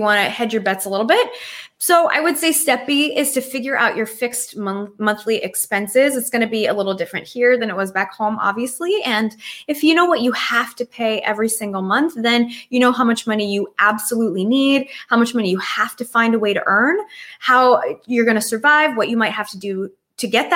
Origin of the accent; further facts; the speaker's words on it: United States; I am an American girl, even though I wasn't born here